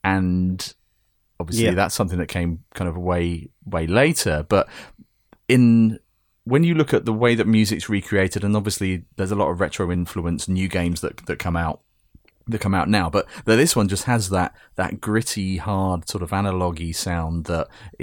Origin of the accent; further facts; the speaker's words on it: United Kingdom; As a Brit